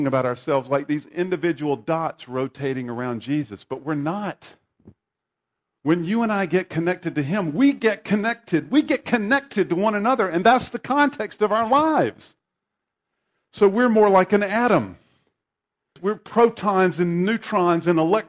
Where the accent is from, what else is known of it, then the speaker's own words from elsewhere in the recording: the Bible Belt, the South, United States; I grew up in the Bible Belt in a Baptist church.